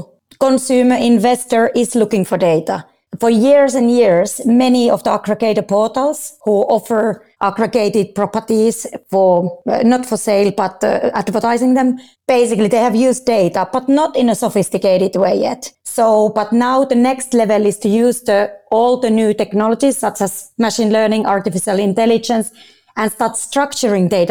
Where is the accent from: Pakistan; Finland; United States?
Finland; also born or lived in London, United Kingdom; now in Dubai, United Arab Emirates; I'm originally from Finland